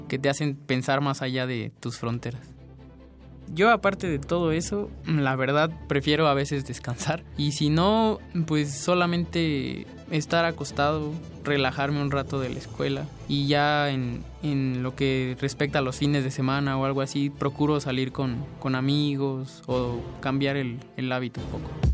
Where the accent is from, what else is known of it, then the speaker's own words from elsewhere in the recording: Oaxaca, Mexico; moved away as an adult; now in Mexico City, Mexico; Yo crecí en Oaxaca toda mi vida hasta hace unos cuantos años que llegué a la universidad